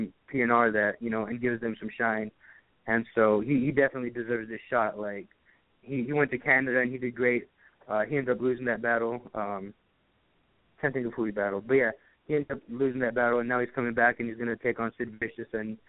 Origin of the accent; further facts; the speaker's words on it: Arizona, United States; I'm from Arizona